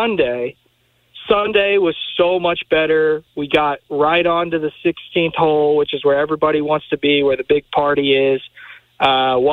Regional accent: Louisville, Kentucky, United States; now in Memphis, United States; I grew up in Louisville.

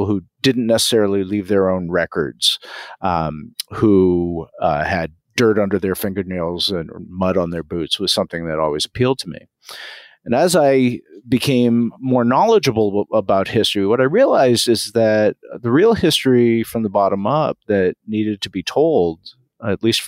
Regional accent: Massachusetts, United States; I was brought up in Massachusetts

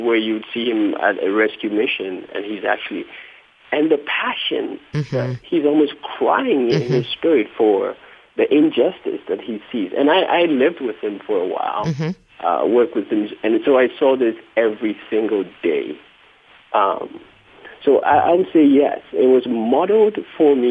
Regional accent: Accra, Greater Accra, Ghana; moved away; I was raised in Accra

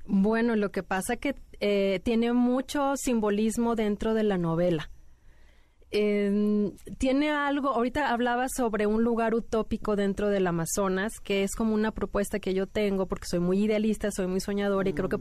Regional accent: Mexico City, Mexico; now in Monterrey, Mexico; yo nací aquí en la Ciudad de México, pero ya tengo mucho tiempo viviendo en Monterrey. Entonces soy como que chilanga

